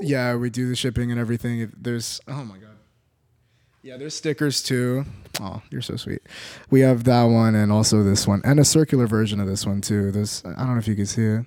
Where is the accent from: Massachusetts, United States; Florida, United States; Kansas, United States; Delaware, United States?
Florida, United States; Orlando; moved away as an adult; now in Los Angeles, United States; born and raised in Orlando, Florida.